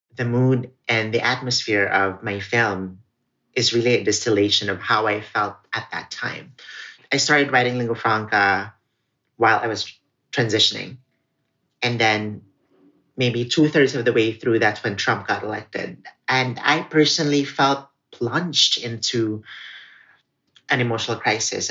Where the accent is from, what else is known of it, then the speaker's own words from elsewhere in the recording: Philippines; first language Cebuano; English is a second language; also born or lived in Crown Heights, Brooklyn, New York; now in New York, United States; this is me sharing my New York story from my own perspective and my own voice that's defiantly and very much anchored in being Filipino and Filipinx